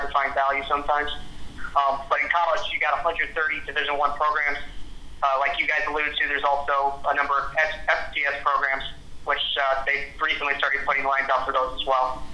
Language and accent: English; Chicagoland area, Illinois, United States; also born or lived in Indiana; I'm originally from the Chicagoland area, technically from the western suburbs. I know some people sometimes get mad when you say you're from Chicago, but you're actually from the burbs, but grew up here my whole life